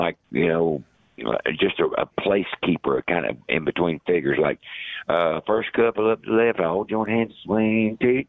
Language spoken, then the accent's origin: English; the South, United States; But I'm from the South, and I thought their attitude was funny.